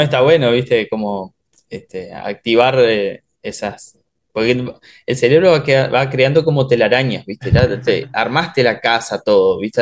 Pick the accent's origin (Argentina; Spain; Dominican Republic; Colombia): Argentina; Oberá, Misiones; now in Buenos Aires, Argentina